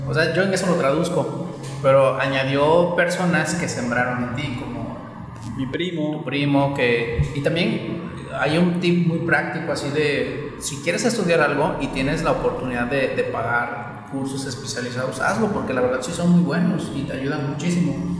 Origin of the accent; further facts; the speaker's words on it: Oaxaca, Mexico; moved away; Yo, soy de Oaxaca, este, y vivo con una familia con la que Dios me conectó, que es mi familia aquí.